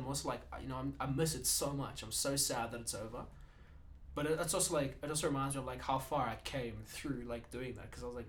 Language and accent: English; South Africa; I'm from South Africa, dude.